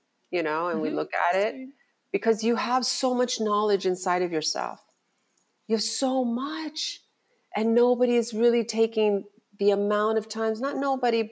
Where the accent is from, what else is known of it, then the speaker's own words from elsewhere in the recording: Miami, Florida, United States; I born and raised in Miami